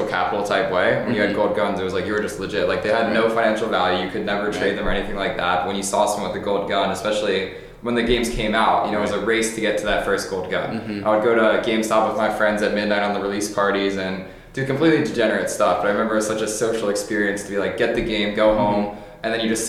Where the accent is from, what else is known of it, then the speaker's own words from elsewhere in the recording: Philadelphia, Pennsylvania, United States; Grew up in Philadelphia, outside the city.